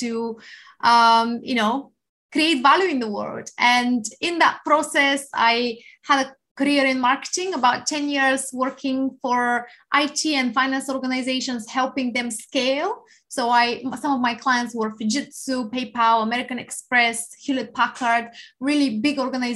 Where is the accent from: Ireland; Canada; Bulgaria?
Bulgaria; now in Winchester, United Kingdom; I come from Bulgaria. However, I live in Winchester in England, so Hampshire, lovely place of the UK. And I came here in 2007